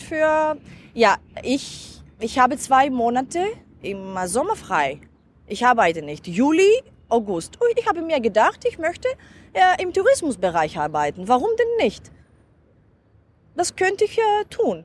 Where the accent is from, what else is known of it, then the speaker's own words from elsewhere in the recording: Crete, Greece; German is a second language; ich bin auf Kreta geboren äh, und dort ist mein Dorf